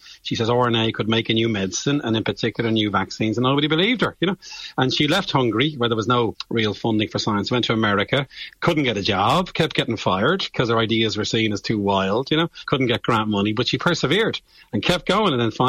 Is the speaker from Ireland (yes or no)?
yes; Bray, Leinster, Ireland; I'm from Bray, County Wicklow, and I had two great science teachers.